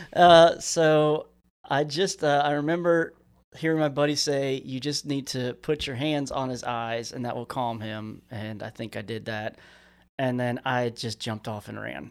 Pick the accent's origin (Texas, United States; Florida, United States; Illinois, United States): Florida, United States; Central; moved away; also born or lived in California / Tallahassee, Florida; we were out in the swamps where I grew up down in South Florida, uh, well, Central Florida.